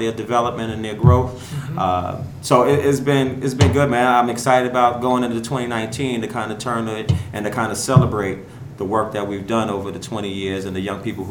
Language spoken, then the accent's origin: English; New York City, New York, United States; I grew up in Brownsville Projects